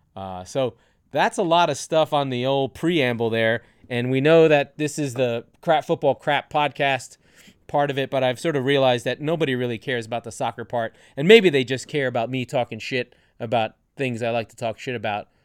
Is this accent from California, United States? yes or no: no; New York, United States; I'm a New Yorker